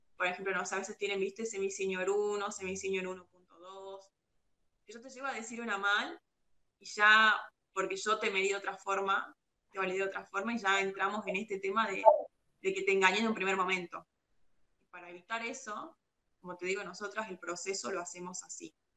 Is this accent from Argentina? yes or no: yes; Salta, Argentina; yo soy de Salta